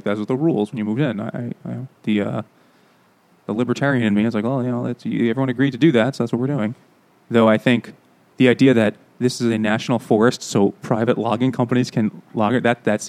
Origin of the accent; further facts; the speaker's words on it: New York City, New York, United States; like I've always lived in Queens, New York, growing up where it's mostly concrete, mostly roads, there's just a little bit of trees